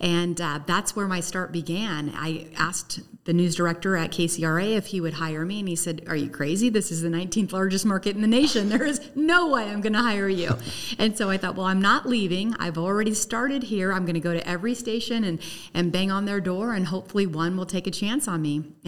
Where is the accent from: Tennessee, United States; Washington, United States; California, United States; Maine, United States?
California, United States; Sacramento; My backstory is that I came from Sacramento almost 26 years ago, and I was a reporter.